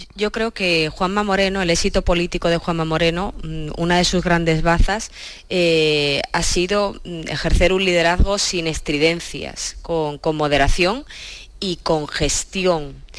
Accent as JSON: {"language": "Spanish", "town": "Cádiz", "region": "Andalusia", "country": "Spain", "moved": "yes", "lives_now": "Madrid, Spain", "said": "siendo gaditana"}